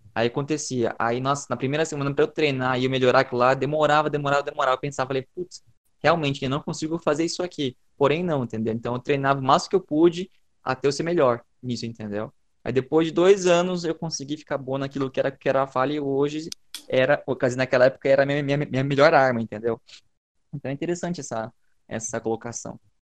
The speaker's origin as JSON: {"language": "Portuguese", "country": "Brazil", "said": "nós brasileiros"}